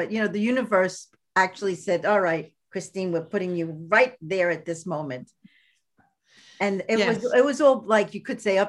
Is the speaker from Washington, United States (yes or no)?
no; Brooklyn, New York, United States; But I am from Brooklyn. this is who I am.